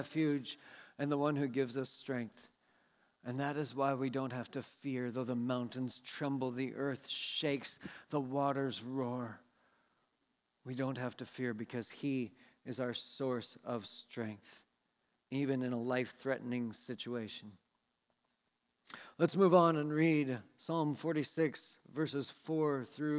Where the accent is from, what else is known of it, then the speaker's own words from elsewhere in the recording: Seattle, Washington, United States; moved away; I grew up in the Seattle area